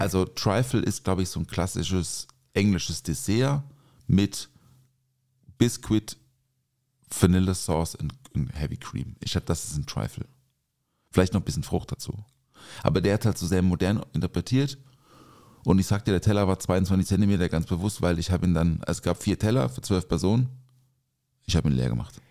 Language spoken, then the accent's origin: German; Offenburg, Baden-Württemberg, Germany; Ich bin ja in Offenburg aufgewachsen